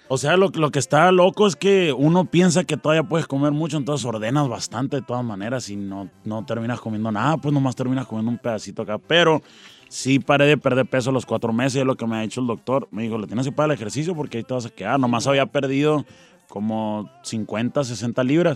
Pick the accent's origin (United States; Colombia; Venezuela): United States; Tucson, Arizona; also born or lived in Nogales, Sonora; Yo me crié en Tucson, que está pegado casi al, Nogales, Sonora